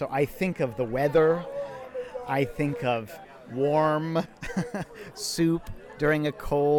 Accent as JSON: {"language": "English", "town": "San Francisco", "region": "California", "country": "United States", "tie": "born or raised there", "moved": "as an adult", "lives_now": "Washington, D.C., United States", "said": "I was born and raised in San Francisco."}